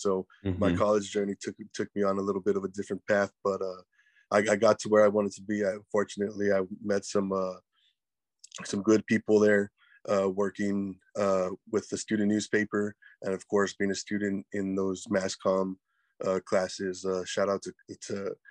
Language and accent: English; Edinburg, Texas, United States; also born or lived in Corpus Christi, Texas / Kingsville, Texas; I was born in Corpus, spent the first year or so in Kingsville. Then I moved down here to Edinburgh, and this is where I've been for the last about 32 years, man. And I went to high school here in the RGV